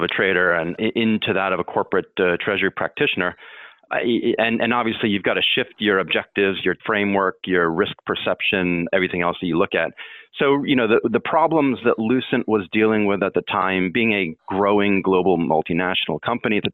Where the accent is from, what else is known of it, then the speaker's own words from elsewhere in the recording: Baltimore, Maryland, United States; moved away; I'm from the Baltimore area originally, right, and my family was nearby there